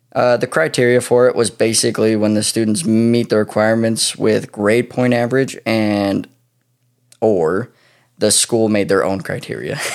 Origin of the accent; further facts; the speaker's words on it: near Pocatello, Idaho, United States; this town happens to be pretty close to my hometown.